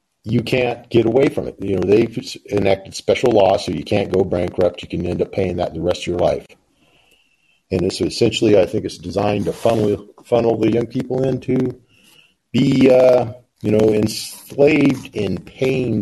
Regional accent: Pacific Northwest, United States; moved away; I was from the Pacific Northwest

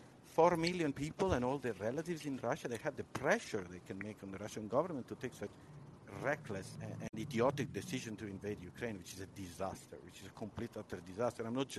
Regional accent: Italy; I'm an entrepreneur from Italy

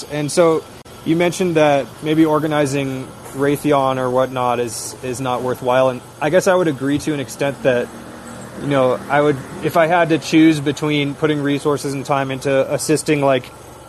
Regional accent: Seattle, Washington, United States; moved away; I'm originally from Seattle, where there's a big industrial district along the Duwamish River there

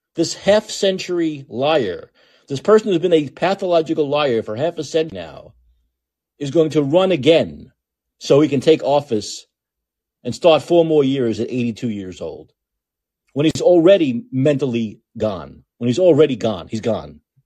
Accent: New York City, New York, United States; I'm from Brooklyn. I talk fast naturally

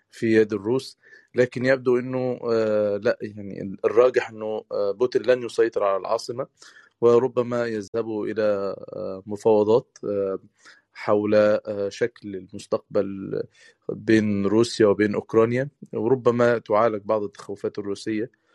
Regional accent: Egypt; احنا كمصريين

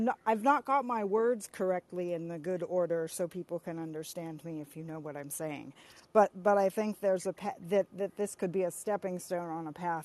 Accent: California, United States; when I was growing up in California

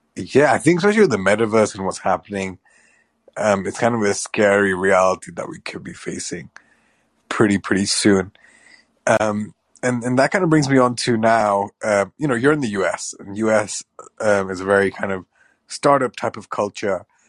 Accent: Pakistan; I'm Pakistani

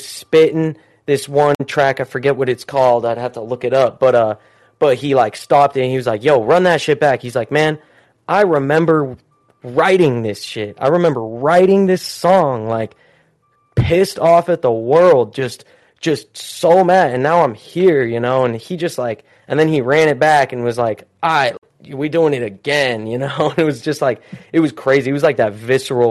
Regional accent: Utah, United States; I grew up in Utah, so the Jazz was our team

